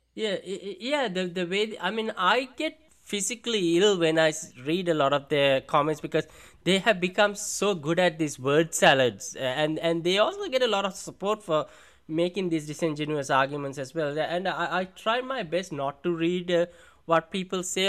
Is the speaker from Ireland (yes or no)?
no; India; accent: Indian; I gotta exaggerate it now to sound more Indian